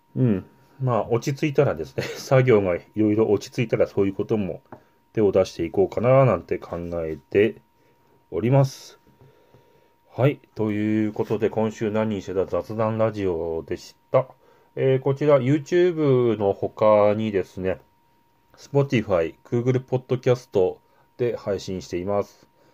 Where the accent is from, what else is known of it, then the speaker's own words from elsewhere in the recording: Yamagata, Japan; 私の地元山形